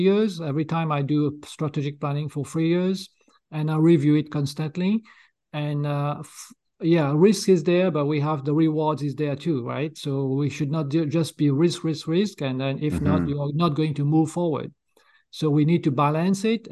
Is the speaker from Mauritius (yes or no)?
yes; Mauritius; moved away; also born or lived in France; I was born in Mauritius Island in East Coast of Africa. I'm a native there, so I speak fluent French